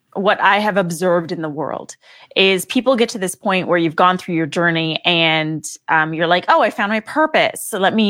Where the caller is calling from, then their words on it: Redondo Beach, California, United States; Yes, from LA. And for those of you who know LA, I'm coming specifically from Redondo Beach, the sleepy beach town of Redondo.